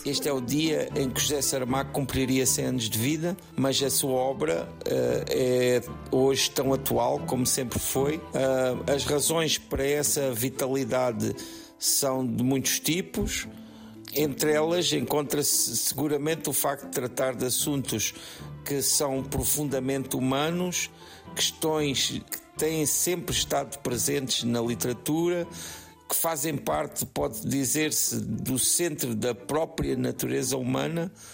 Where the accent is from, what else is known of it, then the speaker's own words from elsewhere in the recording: Portugal; fazem parte do, do, do nosso património cultural enquanto portugueses